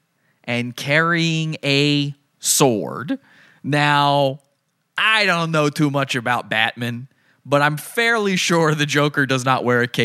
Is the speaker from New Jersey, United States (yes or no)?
no; Virginia, United States; I grew up in Virginia. I'm from Virginia